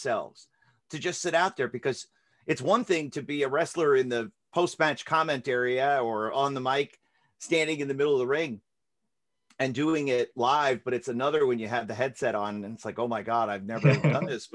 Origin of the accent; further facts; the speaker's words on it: Florida, United States; I grew up in Florida